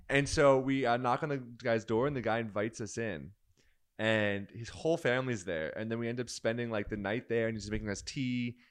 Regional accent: United States; I'm American

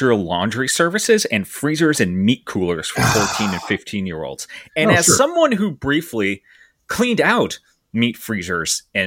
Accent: New Jersey, United States; my home state, the state I'm currently residing in, of New Jersey

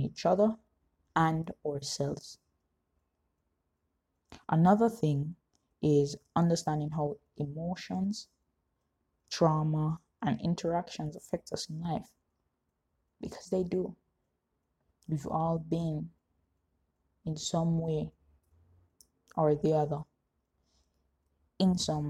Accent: Jamaica; as a Jamaican society

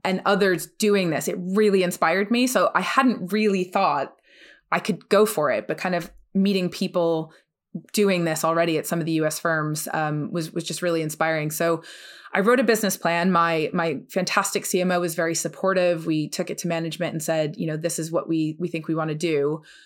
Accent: New Jersey, United States; moved away; also born or lived in New York; I'm originally from the U S, I am from New Jersey

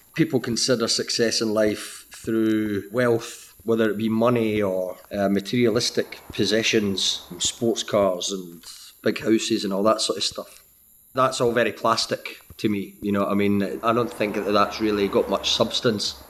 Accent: Scotland, United Kingdom; moved away as an adult; now in Sydney, Australia; I made the move from Scotland over to Sydney

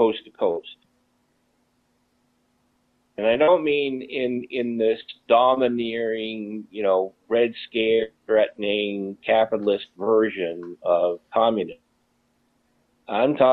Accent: United States; I am an American

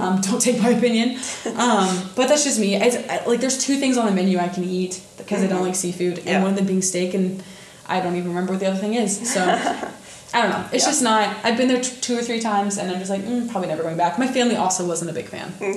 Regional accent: northern Indiana, United States; northern Indiana, which I'm from

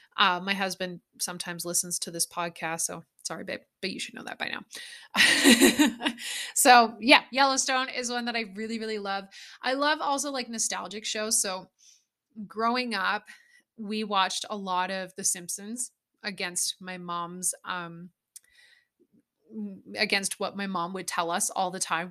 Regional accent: Alberta, Canada; Growing up in Alberta where I grew up with cows and horses and farming and ranching

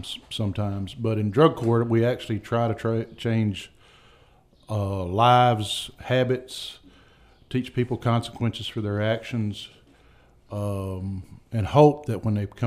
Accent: Booneville, Mississippi, United States; now in Iuka, United States; I grew up in Boonville, went to Northeast, graduated

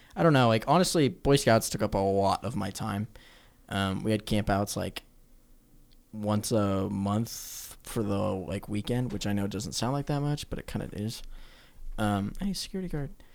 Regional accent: Omaha, Nebraska, United States; I'm from Omaha, Nebraska

